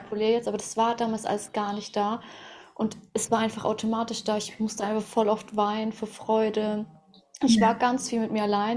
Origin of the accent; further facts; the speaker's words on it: Russia; moved away; Ich bin ja auch in Russland geboren